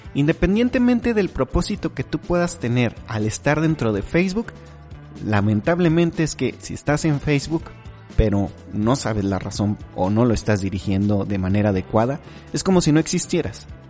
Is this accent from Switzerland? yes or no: no; Mexico; como decimos aquí en México